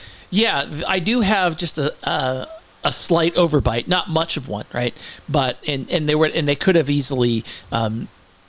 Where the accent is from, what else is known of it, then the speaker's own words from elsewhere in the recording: Santa Cruz, California, United States; now in Tennessee, United States; from Santa Cruz, which is not too far from Watsonville